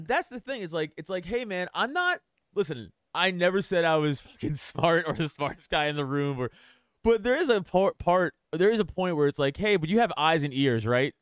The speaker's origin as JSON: {"language": "English", "town": "New York City", "region": "New York", "country": "United States", "also_born_or_lived": "Philadelphia area, Pennsylvania", "moved": "yes", "lives_now": "Philadelphia, United States", "said": "I'm from New York. I'm from Staten Island, but now I live, I live outside"}